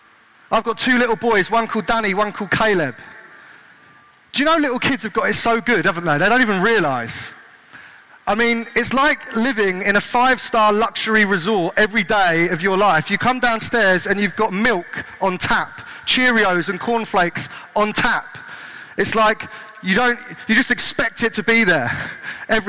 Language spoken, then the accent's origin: English; Kent, South East England, United Kingdom; now in Southampton, United Kingdom; I grew up in Kent